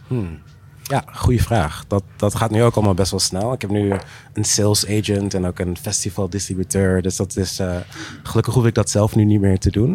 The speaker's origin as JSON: {"language": "Dutch", "country": "Curaçao", "tie": "born or raised there", "moved": "yes", "said": "ik ben ook teruggegaan naar Curaçao, waar ik ben geboren."}